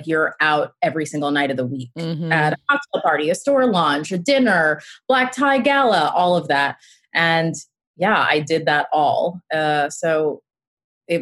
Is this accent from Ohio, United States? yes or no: no; Westchester, New York, United States; I was commuting from Westchester where I grew up